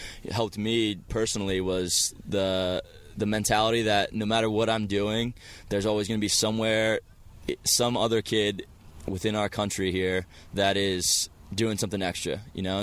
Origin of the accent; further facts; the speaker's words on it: Finksburg, Maryland, United States; I grew up in Carroll County, Finksburg, Maryland.